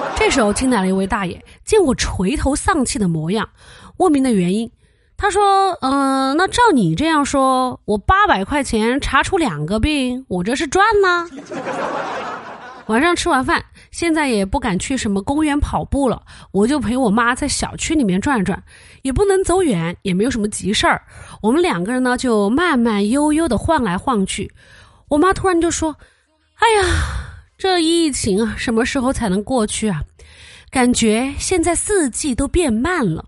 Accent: Chengdu, Sichuan, China; 现在咱们成都人又被关在家里

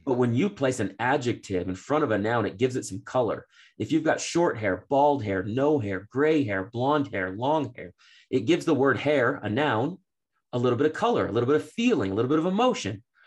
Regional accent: Framingham, Massachusetts, United States; I grew up in Boston

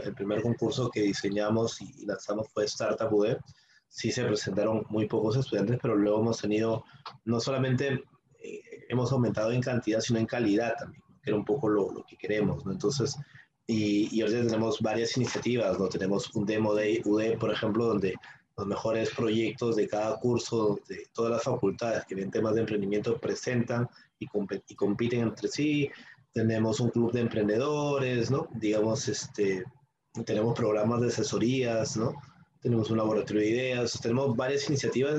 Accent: Peru; como peruanos

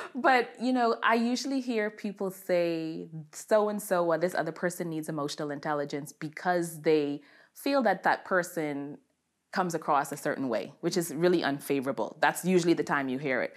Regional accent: Bahamas; moved away; I am from the beautiful islands of the Bahamas

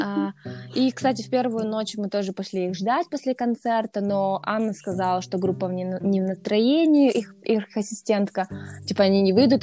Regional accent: Russia; я из России

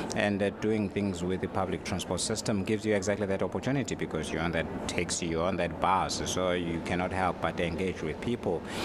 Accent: South Africa; I'm a South African

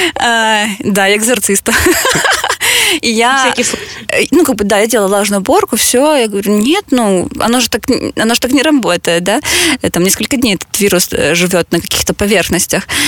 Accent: Mariupol, Donetsk Oblast, Ukraine; мы обе из Мариуполя

